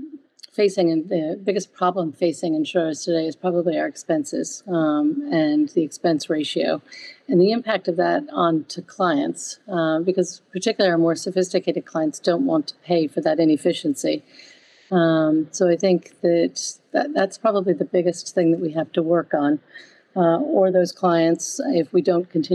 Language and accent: English; United States; accent: American; moved away as an adult; also born or lived in Paris, France; now in United Kingdom; I did start my career in the United States, hence my accent, but the majority of it has been here in the UK